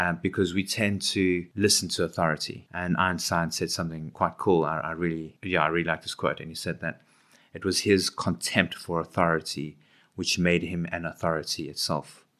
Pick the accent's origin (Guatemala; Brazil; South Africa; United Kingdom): South Africa; Johannesburg, Gauteng; moved away as an adult; now in Cape Town, South Africa; I grew up in Johannesburg from the East Rand